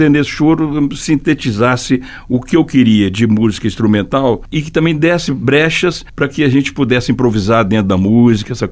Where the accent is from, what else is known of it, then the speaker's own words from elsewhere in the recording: Belo Horizonte, Minas Gerais, Brazil; also born or lived in Visconde do Rio Branco / Juiz de Fora; Eu vim para Belo Horizonte com 5 anos.